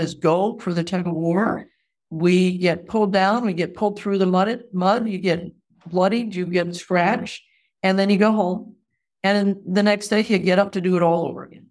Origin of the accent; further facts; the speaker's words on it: New England, United States; moved away as an adult; also born or lived in Wisconsin; now in Missouri, United States; I grew up in New England